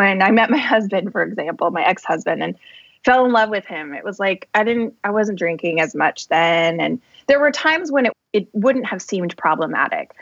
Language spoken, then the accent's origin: English; Colorado, United States; moved away as an adult; also born or lived in Boston; now in north of Boston, United States; I was born in Colorado in a little town south of Denver and grew up there. I lived there my whole life until I went to college in Colorado too